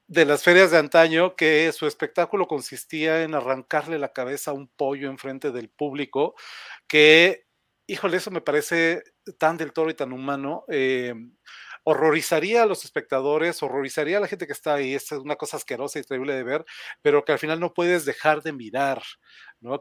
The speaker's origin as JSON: {"language": "Spanish", "country": "Mexico", "said": "en México, en mi país"}